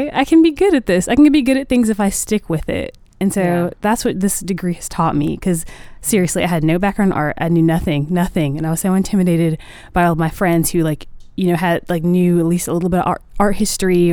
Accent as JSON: {"language": "English", "town": "Columbia", "region": "South Carolina", "country": "United States", "tie": "born or raised there", "said": "I'm in Columbia, South Carolina. Okay. My hometown"}